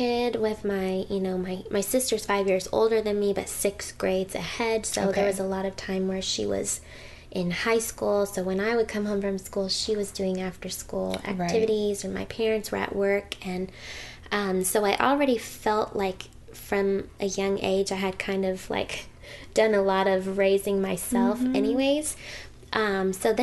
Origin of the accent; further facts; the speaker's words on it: Owasso, Oklahoma, United States; also born or lived in Hackensack, New Jersey; growing up in the Bible Belt